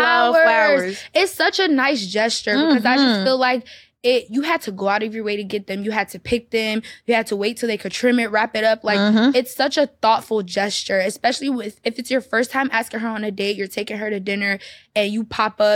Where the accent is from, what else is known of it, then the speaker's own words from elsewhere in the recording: Atlanta, Georgia, United States; I'm from Atlanta